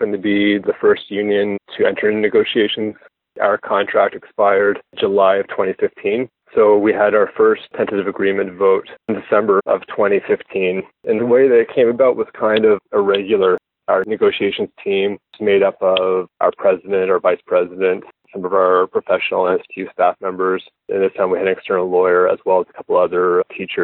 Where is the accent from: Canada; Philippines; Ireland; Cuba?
Canada; Nova Scotia; I'm a teacher from Nova Scotia.